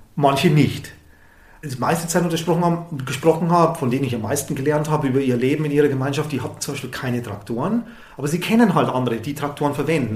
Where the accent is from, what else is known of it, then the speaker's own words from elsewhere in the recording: Southern Germany, Germany; ich bin aus Süddeutschland